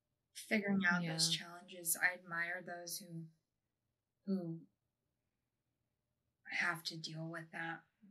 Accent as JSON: {"language": "English", "region": "Texas", "country": "United States", "tie": "born or raised there", "also_born_or_lived": "Alaska", "moved": "as an adult", "lives_now": "Scotland, United Kingdom", "said": "I grew up in Texas in the middle of nowhere."}